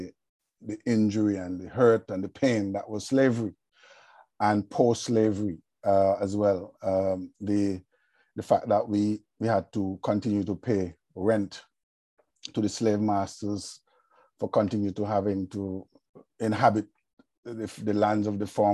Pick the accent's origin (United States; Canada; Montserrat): Montserrat; as a Montserratian